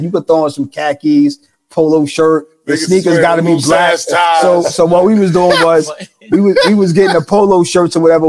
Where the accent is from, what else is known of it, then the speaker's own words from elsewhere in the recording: New York City, New York, United States; I'm from Southside, Jamaica.